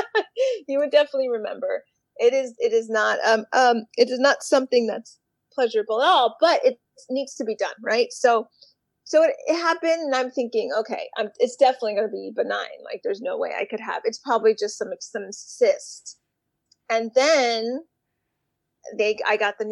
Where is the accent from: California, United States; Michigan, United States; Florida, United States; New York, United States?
Florida, United States; Miami; now in Boston, United States; I live in Boston, Massachusetts. Originally, I'm from Miami